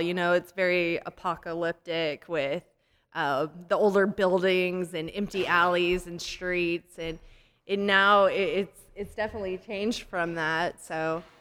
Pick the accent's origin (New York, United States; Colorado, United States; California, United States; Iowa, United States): Colorado, United States; also born or lived in Texas; now in Wichita Falls, United States; I'm from Colorado, came to Texas, and when we lived in Colorado